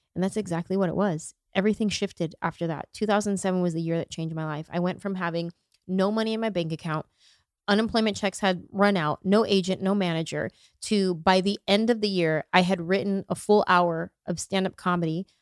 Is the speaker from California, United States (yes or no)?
yes; San Jose, California, United States; I grew up in San Jose, it's a huge Vietnamese population in San Jose